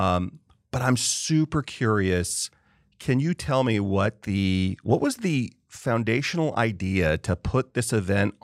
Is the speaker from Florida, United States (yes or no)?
no; California, United States; I grew up in California